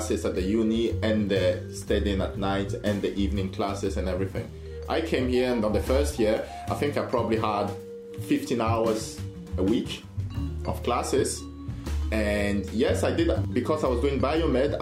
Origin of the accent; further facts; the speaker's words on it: France; English is a second language; moved away as an adult; also born or lived in Sheffield, United Kingdom; I was from France